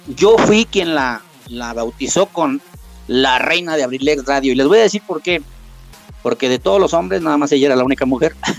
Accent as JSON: {"language": "Spanish", "region": "Mexico City", "country": "Mexico", "tie": "born or raised there", "also_born_or_lived": "Oaxaca / Los Reyes La Paz, State of Mexico", "said": "Yo soy originario de, de Oaxaca. Yo ya me crié en la Ciudad de México no soy chilango"}